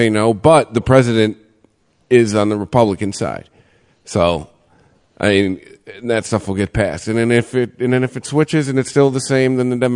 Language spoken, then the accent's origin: English; Michigan, United States; we're from Michigan.